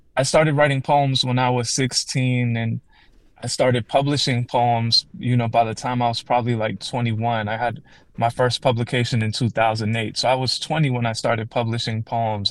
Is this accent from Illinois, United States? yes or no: yes; Calumet City, Illinois, United States; I grew up in Calumet City, Illinois, which is a south suburb of Chicago